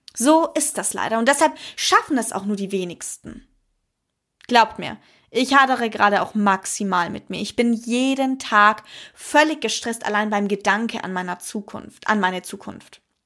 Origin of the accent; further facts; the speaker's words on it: Germany; bei uns in Deutschland